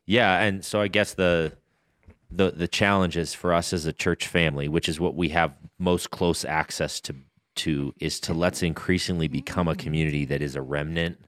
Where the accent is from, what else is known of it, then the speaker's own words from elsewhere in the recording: United States; as an Amer, as an American